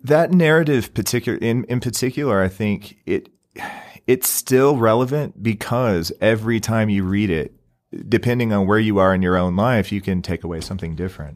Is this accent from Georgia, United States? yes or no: no; Southeast Missouri, United States; now in Utah, United States; I'm originally from Southeast Missouri, right on the Mississippi River